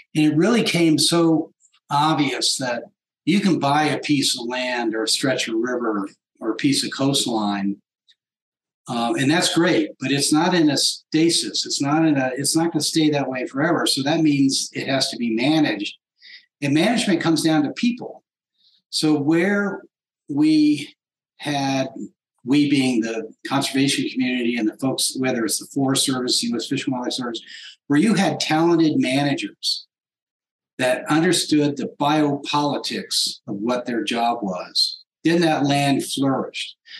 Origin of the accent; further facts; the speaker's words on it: New England, United States; moved away; also born or lived in Washington, D.C.; growing up in New England area.